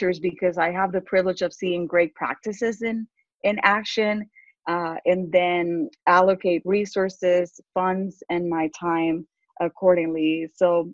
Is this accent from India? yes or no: no; Puerto Rico; English is a second language; moved away as an adult; also born or lived in Texas; now in United States; I grew up in poverty in Puerto Rico